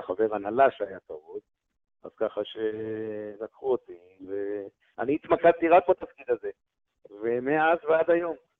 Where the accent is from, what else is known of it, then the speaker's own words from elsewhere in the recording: Israel; אנחנו ישראלים חמים